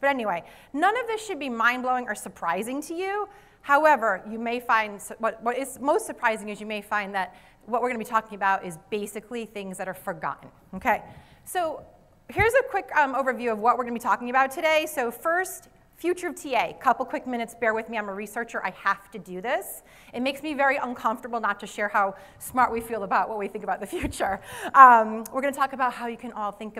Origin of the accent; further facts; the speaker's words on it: Rhode Island, United States; accent: Rhode Island; my Rhode Island accent